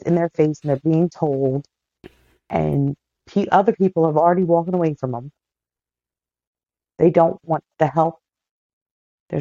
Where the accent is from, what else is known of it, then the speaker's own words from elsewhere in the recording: Darby, Pennsylvania, United States; moved away; I was a teenager from Darby